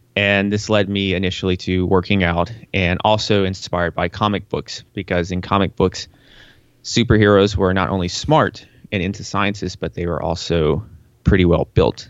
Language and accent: English; Tennessee, United States; I was born in Tennessee